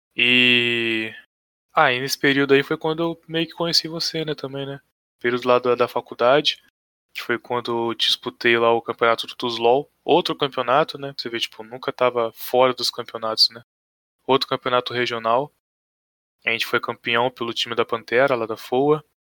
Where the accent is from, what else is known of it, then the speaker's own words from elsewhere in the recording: Pinheiral, Rio de Janeiro, Brazil; Sou de cidade pequena, né? Sou aqui de Pinheiral, cidadezinha minúscula